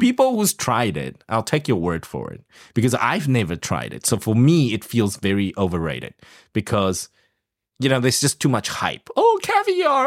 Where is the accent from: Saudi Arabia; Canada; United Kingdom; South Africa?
South Africa; moved away; grew up in South Africa